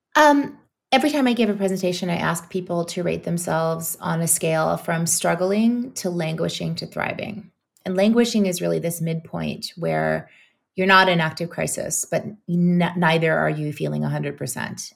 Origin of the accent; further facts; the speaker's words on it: New Orleans, Louisiana, United States; now in Brooklyn, United States; New Orleans is my hometown